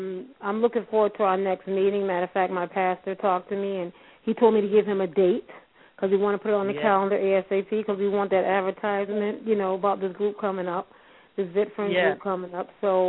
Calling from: Hartford, Connecticut, United States; And I'm calling from Hartford, Connecticut.

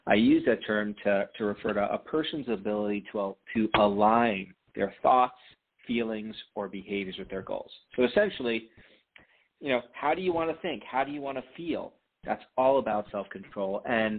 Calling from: Ann Arbor, Michigan, United States; I'm calling from Ann Arbor

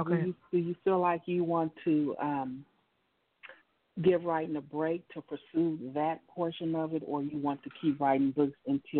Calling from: California, United States; I'm calling from California.

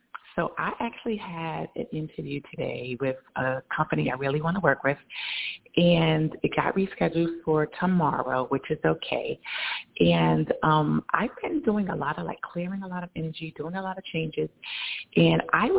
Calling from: New York, United States; I'm in New York.

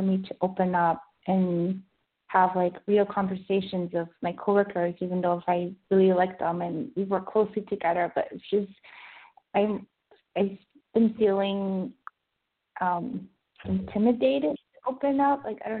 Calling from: Vancouver, British Columbia, Canada; I'm still in Vancouver.

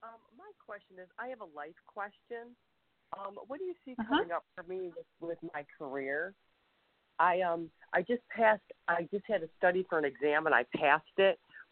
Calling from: Ohio, United States; I'm calling from Ohio.

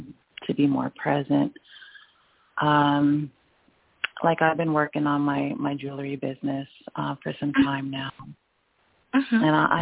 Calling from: Griffin, Georgia, United States; I'm here in Georgia, Griffin.

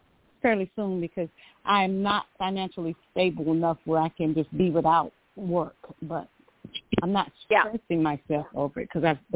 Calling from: Georgia, United States; I'm calling from Georgia.

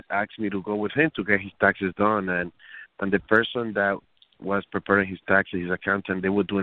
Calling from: New York City, New York, United States; Well, I'm calling from New York City.

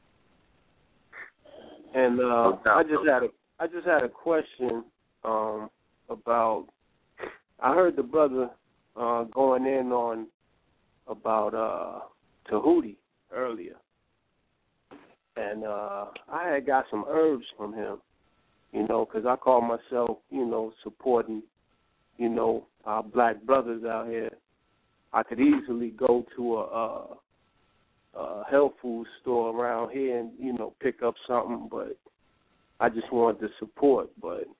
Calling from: Houston, Texas, United States; I'm calling from Texas right now, man. I'm in Houston

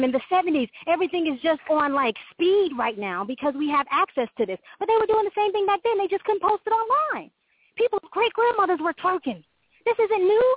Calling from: Florida, United States; I'm calling from Florida

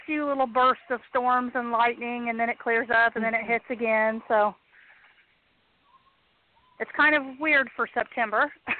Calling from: Connersville, Indiana, United States

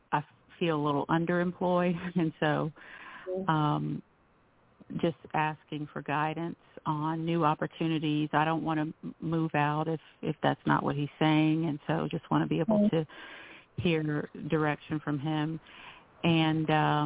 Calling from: North Carolina, United States; calling from North Carolina.

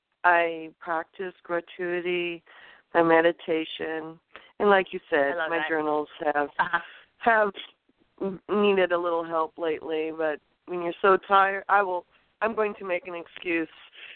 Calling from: California, United States

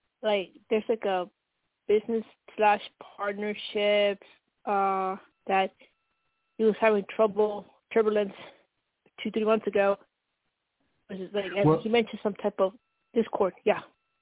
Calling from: New Mexico, United States; Yeah, New Mexico.

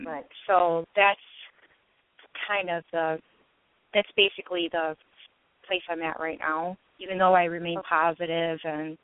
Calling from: Michigan, United States

